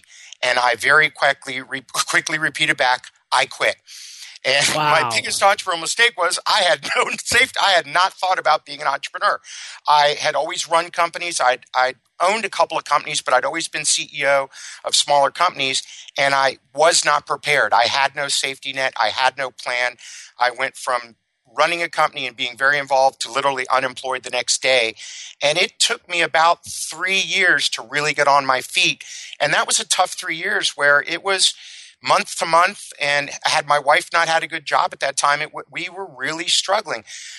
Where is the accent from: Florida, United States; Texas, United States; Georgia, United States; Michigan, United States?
Florida, United States; Miami; I grew up in Miami, Florida, a very wealthy family.